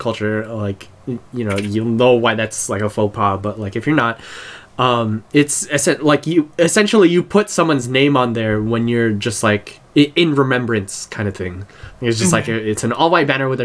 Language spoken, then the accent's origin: English; United States; I'm like full-blooded Filipino, I was born here, so I'm pretty Americanized